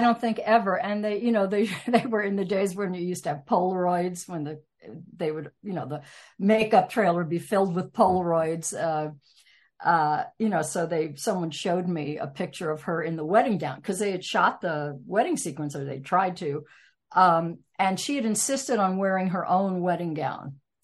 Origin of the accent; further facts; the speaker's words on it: Irvington, New York, United States; I grew up in Irvington, New York, home of Washington Irving